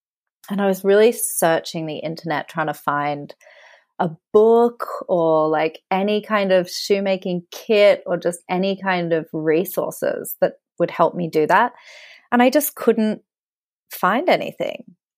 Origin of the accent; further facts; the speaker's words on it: Australia; moved away as an adult; also born or lived in Sydney; now in London, United Kingdom; I am Australian and I'm actually here right now on a holiday. So yeah, I've been living in London for about 11 years.